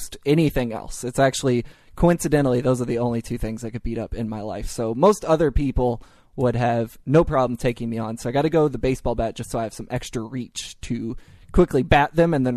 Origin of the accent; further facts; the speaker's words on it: Louisville, Kentucky, United States; I'm from Kentucky, and I live 20 minutes from Indiana because Louisville's right on the border